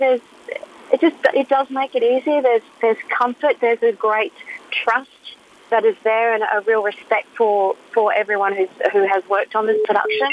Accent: Mount Isa, Queensland, Australia; So I'm originally from Mount Isa, born and bred

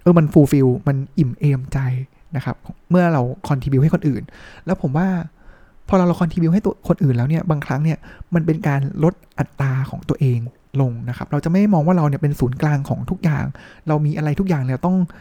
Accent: Bangkok, Thailand; เป็นคนกรุง

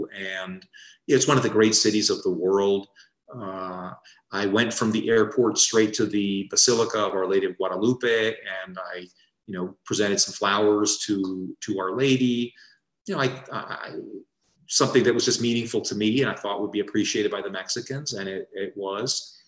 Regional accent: Paraguay; when I was growing up in Paraguay, we were not getting many cabinet visits.

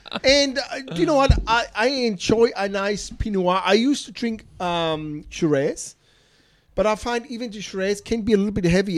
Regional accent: Germany; now in Australia; Hello. I'm from Germany

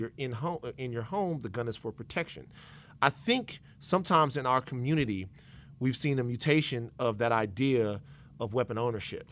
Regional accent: Baton Rouge, Louisiana, United States; I'm from Baton Rouge, Louisiana.

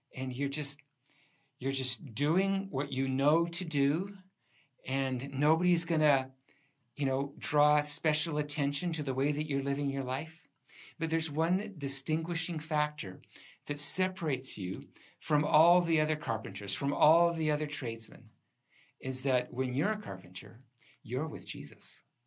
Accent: Port Alberni, British Columbia, Canada; When I grew up there, it was the, uh, it had one of the highest divorce rates in the country

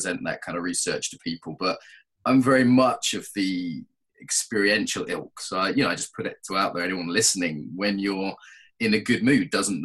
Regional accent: England, United Kingdom; also born or lived in Russia / Brazil; I'm from an Irish background, but I grew up in England.

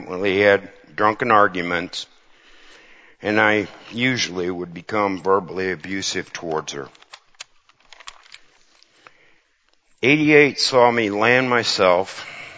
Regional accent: Cedar Falls, Iowa, United States; I grew up in the Cedar Falls, Waterloo area in an ex-farm farmhouse in Cedar Falls.

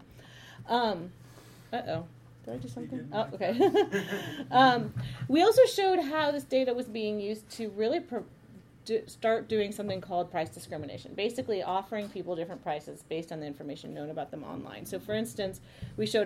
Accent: Palo Alto, California, United States; I grew up in Palo Alto

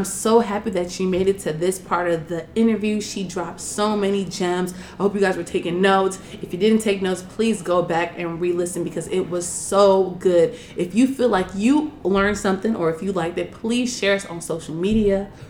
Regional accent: Nigeria; Because my mom, well, I'm from Nigeria. My parents were born there.

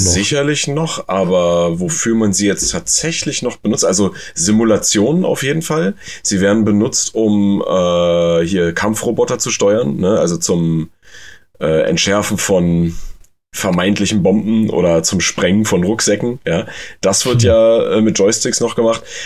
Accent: Germany; bei uns in Deutschland

